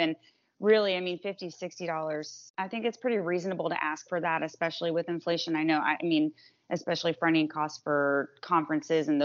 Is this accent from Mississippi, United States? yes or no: no; Bradenton, Florida, United States; I'm from Bradenton, Florida, where I still live